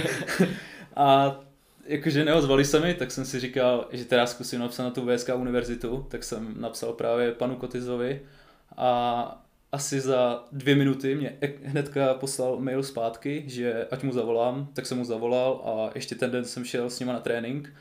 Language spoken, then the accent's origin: Czech; Svitavy, Pardubice Region, Czechia; moved away; also born or lived in Brno; jsem vlastně ze Svitav, takže v okolí Svitav